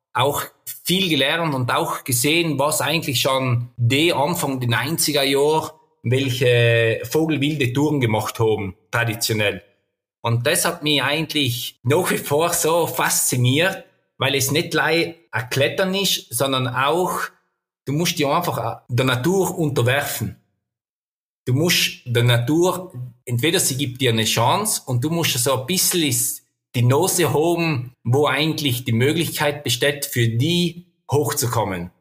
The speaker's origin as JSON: {"language": "German", "area": "South Tyrol", "region": "Trentino-Alto Adige", "country": "Italy", "said": "bei uns in Südtirol"}